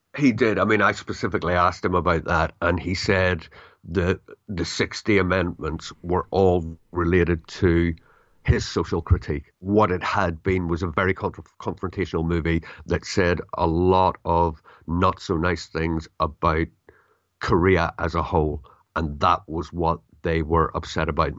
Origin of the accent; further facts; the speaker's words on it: United Kingdom; I'm British